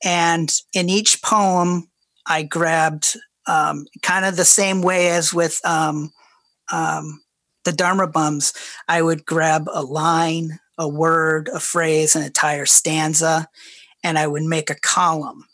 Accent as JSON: {"language": "English", "region": "Ohio", "country": "United States", "tie": "born or raised there", "said": "when I grew up in Ohio in 1980s"}